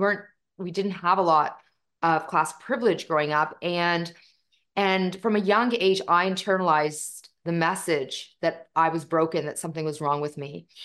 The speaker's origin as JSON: {"language": "English", "region": "Punjab", "country": "India", "said": "And not only are we from India, we're North Indian, which makes us Punjabi by culture, and we are Sikh by faith. And so my faith is called Sikhism or Sikhi."}